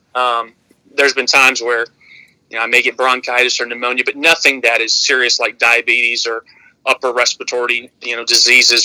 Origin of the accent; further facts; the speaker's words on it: Michigan, United States; moved away as an adult; now in Aurora, United States; my home state of Michigan